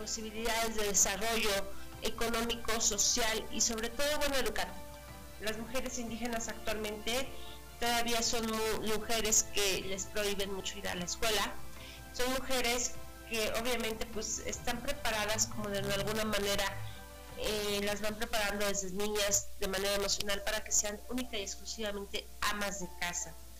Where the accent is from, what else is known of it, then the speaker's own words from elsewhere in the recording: Mexico; como mexicanos